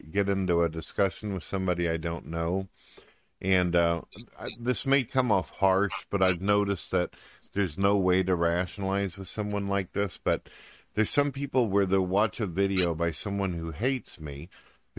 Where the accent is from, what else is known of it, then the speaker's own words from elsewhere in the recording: St. Louis, Missouri, United States; moved away; also born or lived in countryside (unspecified); I was born in St. Louis, Missouri, and then later on I ended up moving out to the countryside